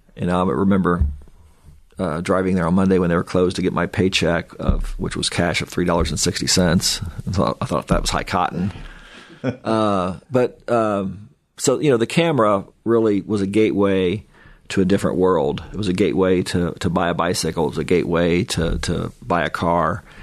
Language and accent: English; Kokomo, Indiana, United States; growing up in Kokomo was awesome